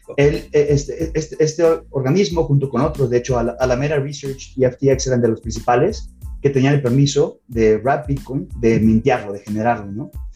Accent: Mexico; moved away as an adult; also born or lived in Canada; soy nacido y crecido en México

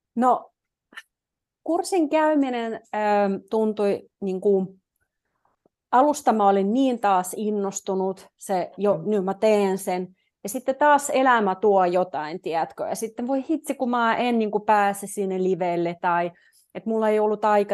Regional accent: Petrozavodsk, Republic of Karelia, Russia; also born or lived in Jyväskylä, Finland; now in Finland; mä oon Neuvostoliitosta kotoisin, tai niin kuin mä oon puoliksi venäläinen, puoliksi suomalainen, mun iskä on suomalainen

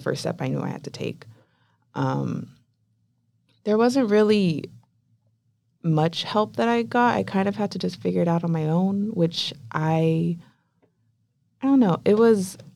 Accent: Chula Vista, California, United States; I was raised in Chula Vista, which is near the border

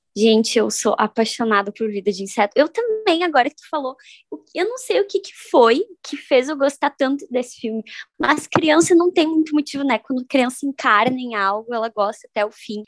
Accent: Uruguaiana, Rio Grande do Sul, Brazil; Eu sou de Uruguaiana, então lá eu morava num condomínio

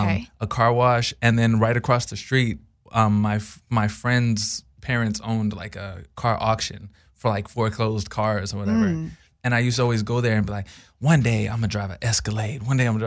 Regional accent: Texas, United States; So I was raised in Texas, and I was helping my friend at a farm.

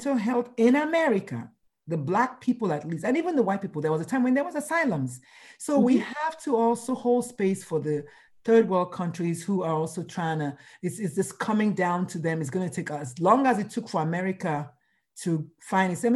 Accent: Nigeria; moved away as an adult; now in United States; going to school in Nigeria, growing up in Nigeria

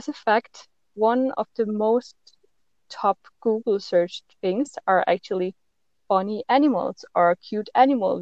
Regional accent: Denmark; I am from Denmark

